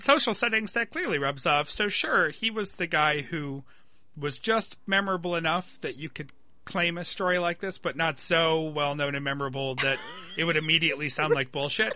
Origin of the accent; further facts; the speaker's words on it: Webster, New York, United States; my hometown of Webster, New York